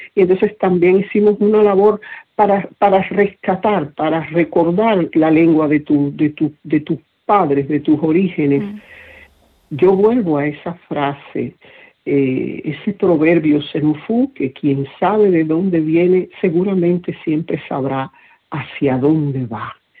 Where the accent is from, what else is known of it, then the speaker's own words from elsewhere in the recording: Cuba; mi pueblo